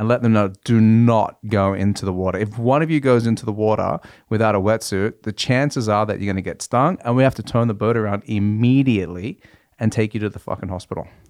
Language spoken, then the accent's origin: English; Australia; now in Norway; being Australian in Norway